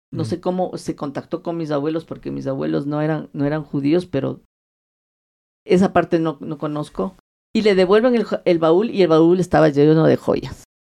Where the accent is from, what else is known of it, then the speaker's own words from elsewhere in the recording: Quito, Pichincha, Ecuador; yo soy nacida aquí y yo me crié aquí